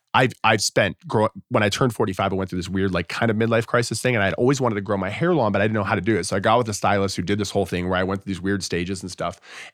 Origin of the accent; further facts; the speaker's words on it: South Florida, United States; moved away; I was born and raised in South Florida, and I've always been obsessed with the idea of living somewhere where you can actually get cold weather because we never had that.